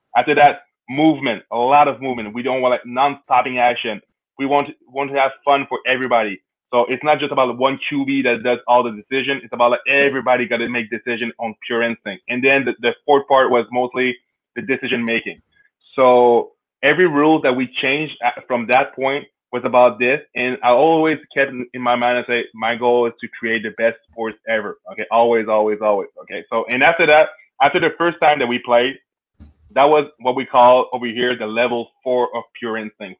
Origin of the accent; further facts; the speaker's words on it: Canada; I'm Canadian, so when I was younger, I was playing hockey